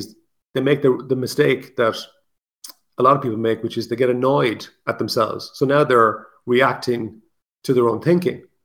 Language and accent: English; Ireland; I'm Irish